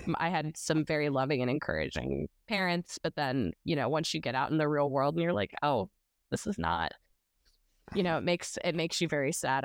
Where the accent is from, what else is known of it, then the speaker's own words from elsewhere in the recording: Nashville, Tennessee, United States; I was born in Nashville, unlike a lot of folks. A lot of people have moved here, but I was born here